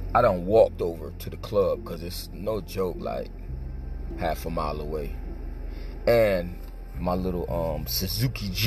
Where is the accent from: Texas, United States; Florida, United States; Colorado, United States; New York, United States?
Florida, United States; Miami; moved away; I'm from Miami.